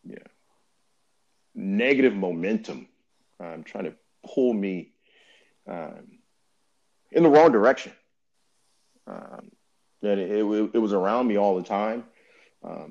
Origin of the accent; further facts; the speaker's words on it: Inglewood, California, United States; growing up in Inglewood